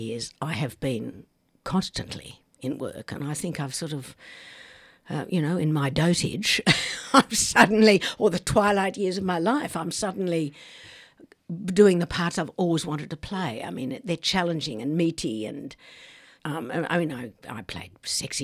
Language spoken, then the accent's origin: English; Tamworth, New South Wales, Australia; I grew up in Tamworth, a centre of country and western music, or country music.